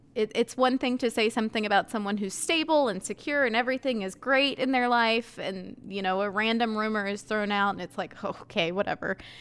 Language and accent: English; Ayden, North Carolina, United States; our high school was two towns, two different towns in one building.